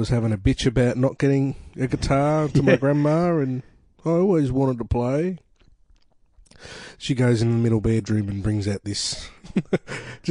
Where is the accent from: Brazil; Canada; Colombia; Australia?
Australia; Melbourne, Victoria; I've grown up around the northeast for most of my life. I lived in West Heidelberg when I was a little kid for a while, and then through Watsonia North